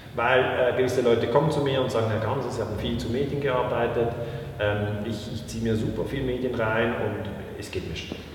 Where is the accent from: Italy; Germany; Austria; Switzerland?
Switzerland